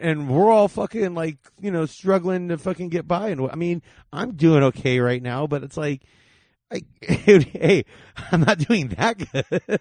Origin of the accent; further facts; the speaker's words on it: Whittier, California, United States; I grew up in Whittier